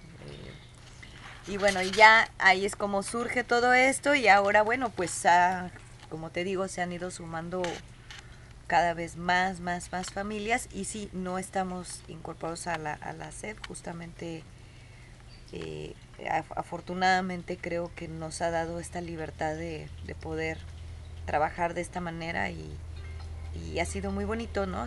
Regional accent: Guadalajara, Jalisco, Mexico; moved away as an adult; Nosotros somos originarios de Guadalajara

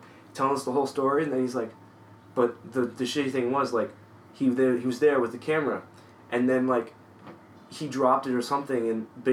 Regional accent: San Jose, California, United States; we're from San Jose

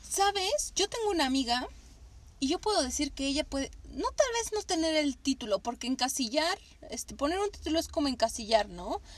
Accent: Mexico; Nosotras que somos de México

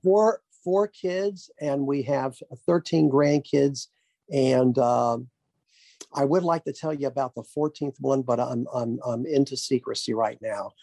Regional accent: Little Rock, Arkansas, United States; I was born in the Baptist Hospital in Little Rock, Arkansas.

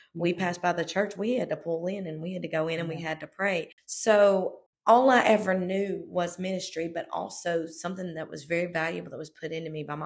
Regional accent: South Louisiana, United States; I was born and raised in South Louisiana, and my parents pastored there

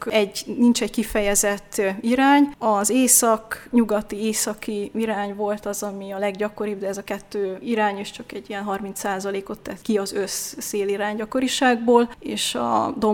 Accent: Eger, Heves, Hungary; also born or lived in Debrecen; hiszen egriként itt az általános iskolát ha ez az egrieknek mond valamit, a kettes számú gyakorló iskolában kezdtem, hogy ez a Barkóci téri épület

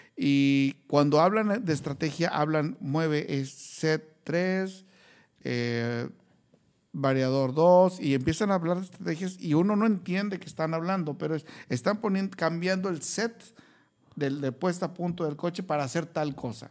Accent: Mexico; como mexicano

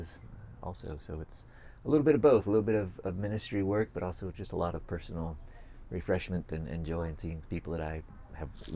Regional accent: West Coast, United States; growing up on the West Coast

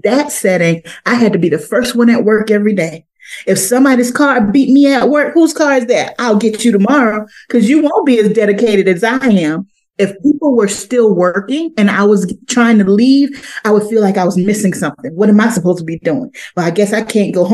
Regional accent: Crocketville, South Carolina, United States; moved away; I am from Crockettville, South Carolina

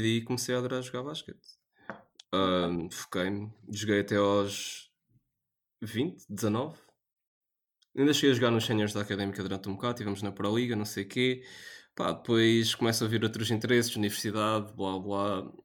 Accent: Portugal; Nós somos portugueses

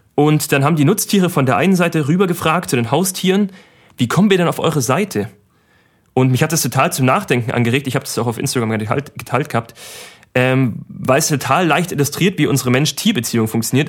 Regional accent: Germany; wir sind ein sehr reiches Land, muss man Deutschland wirklich auch sagen

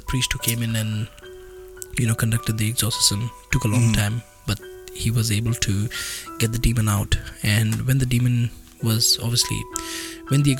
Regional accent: India; we are from India

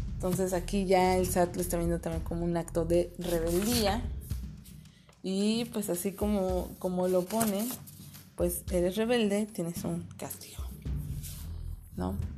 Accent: Mexico; como mexicanos es algo que nos afecta a todos

